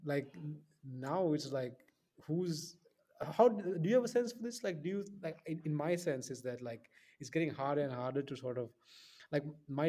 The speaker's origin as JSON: {"language": "English", "country": "Sri Lanka", "said": "I'm from Sri Lanka"}